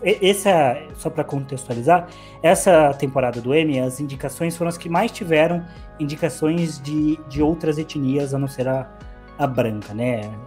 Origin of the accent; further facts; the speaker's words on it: Brazil; sendo brasileiro